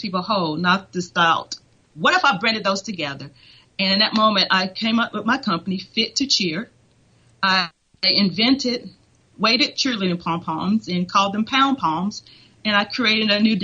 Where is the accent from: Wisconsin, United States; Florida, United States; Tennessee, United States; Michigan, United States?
Tennessee, United States; moved away as an adult; also born or lived in Atlanta, Georgia / Utah; now in Texas, United States; I went to school at Tennessee Chattanooga